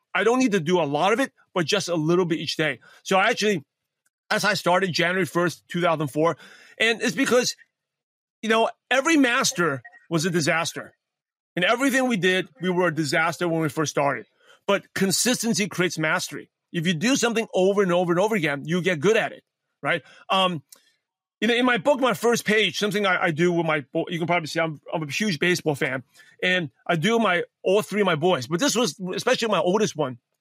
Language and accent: English; New York City, New York, United States; English is a second language; born and raised in Brooklyn, New York.